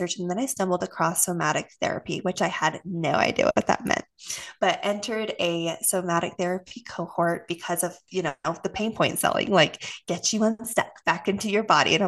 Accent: Austin, Texas, United States; also born or lived in Utah; I was moved from Utah to Austin in elementary school

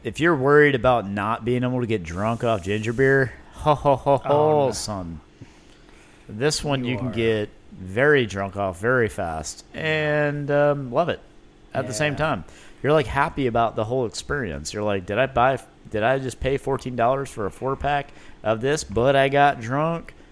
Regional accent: Louisiana, United States; now in Birmingham, United States; growing up in Louisiana

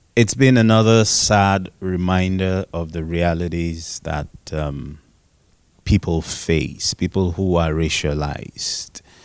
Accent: Nigeria; I am Nigerian and um, fully Nigerian

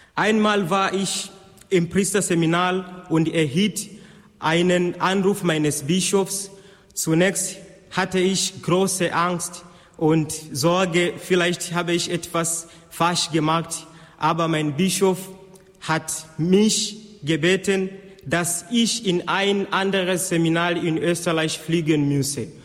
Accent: Tanzania; now in Austria; Ich komme aus Tansania

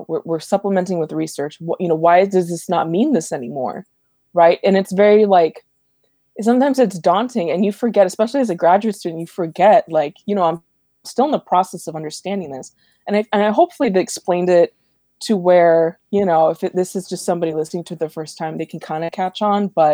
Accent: Los Angeles, California, United States; I grew up in Eagle Rock

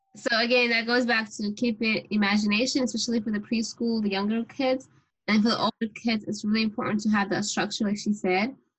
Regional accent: Syria; I'm also from Syria

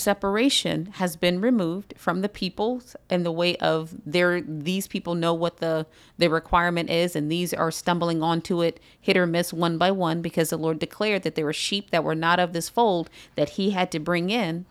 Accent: United States

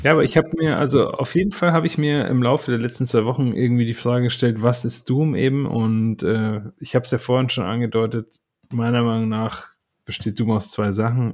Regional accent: Berlin, Germany; als Berliner

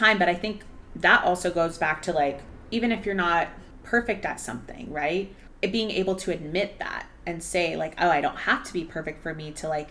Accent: Arlington, United States; I had just moved back to a different store in my hometown, Arlington

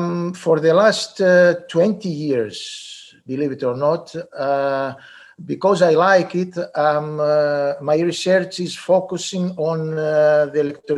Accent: Greece; also born or lived in United States; I grew up in Greece

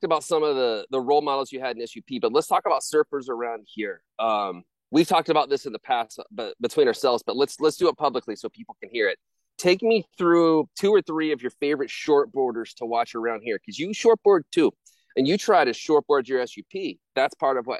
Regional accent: Florida, United States; now in Costa Rica; I'm from Florida

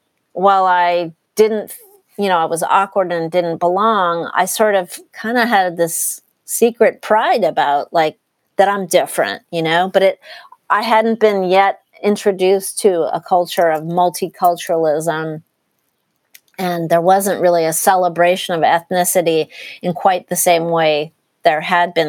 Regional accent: Walnut Creek, California, United States; the place where we grew up in Walnut Creek, which is a suburb of the Bay Area

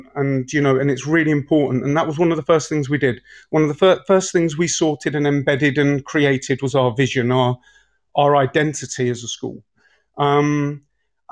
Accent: Leicester, East Midlands, United Kingdom; I'm actually from Braunston, so Braunston and Leicester's it's an estate, you know. And I'm proud to say I'm an estate kid. And I grew up there.

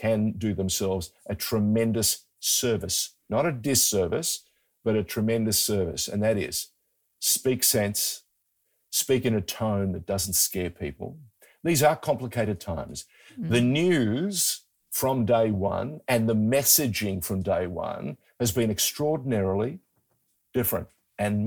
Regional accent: Sydney, New South Wales, Australia; born or raised there; first language Greek; English is a second language; also born or lived in far north Queensland

